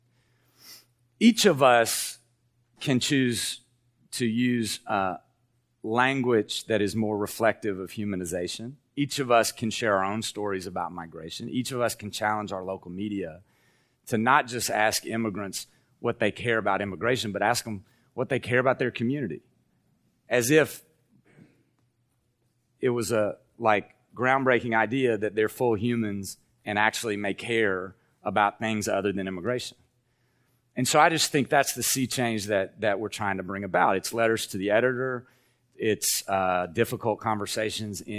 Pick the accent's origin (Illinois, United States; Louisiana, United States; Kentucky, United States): Kentucky, United States; Appalachia; moved away; who grew up in Appalachia, in the Southern Baptist Church